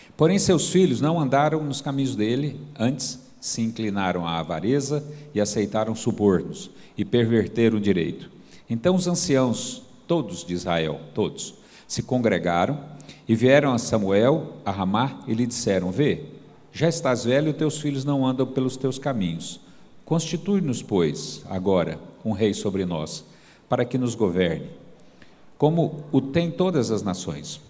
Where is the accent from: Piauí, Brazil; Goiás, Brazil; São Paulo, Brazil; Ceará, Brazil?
Goiás, Brazil; now in Caldas Novas, Brazil; Mas eu sou goiano, né? E lá em Goiás a gente é meio à vontade mesmo